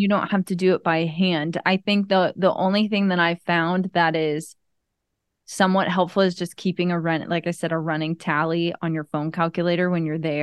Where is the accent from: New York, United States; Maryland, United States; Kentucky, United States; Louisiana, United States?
Maryland, United States; now in Tampa, United States; as a kid growing up in Maryland